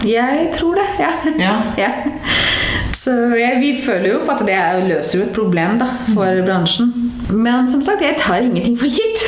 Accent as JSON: {"language": "Norwegian", "region": "Delhi", "country": "India", "tie": "born or raised there", "second_language": "Norwegian", "moved": "as an adult", "lives_now": "Norway", "said": "jeg kommer jo fra India, det har jeg jo ikke sagt det. Ja. Ja. Um, vokst opp i Delhi"}